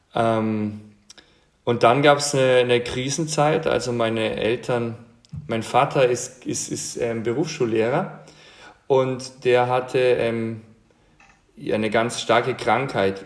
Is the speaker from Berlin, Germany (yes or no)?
no; Franconia, Bavaria, Germany; ich bin, bin ähm, in Franken aufgewachsen, also Bamberg, Bayreuth, diese Gegend